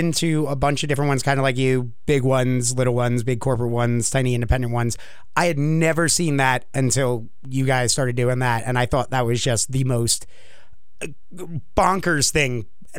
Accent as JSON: {"language": "English", "region": "New York", "country": "United States", "moved": "yes", "lives_now": "Virginia, United States", "said": "because I'm originally from New York, and the moment I got to Virginia"}